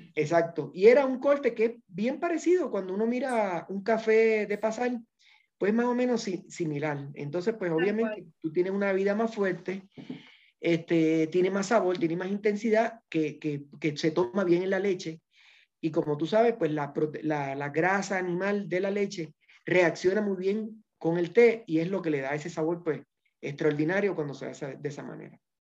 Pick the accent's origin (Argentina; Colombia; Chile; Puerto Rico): Puerto Rico; moved away as an adult; now in Ecuador; Puerto Rico, que es de donde yo soy